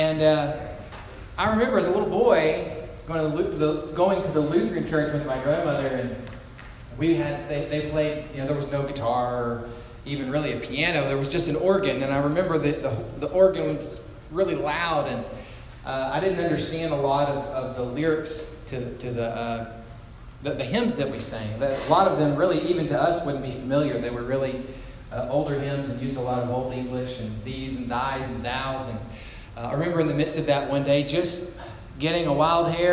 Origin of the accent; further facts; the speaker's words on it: Orange, Texas, United States; now in Gatesville, United States; it's about a 30-minute trek to Orange, Texas, it's my hometown